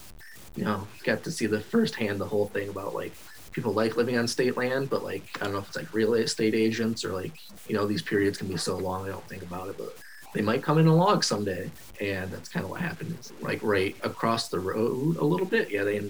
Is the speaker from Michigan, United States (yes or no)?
yes; Roscommon, Michigan, United States; I was basically born and raised in Roscommon, so lived in the same house